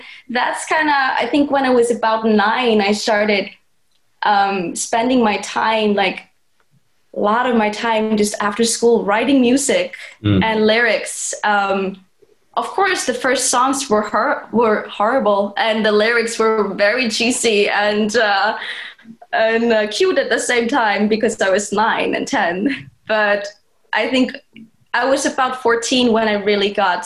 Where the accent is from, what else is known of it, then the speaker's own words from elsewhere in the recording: Iceland; moved away as an adult; also born or lived in Chico, California / Los Angeles; But most of my childhood, I was raised in Iceland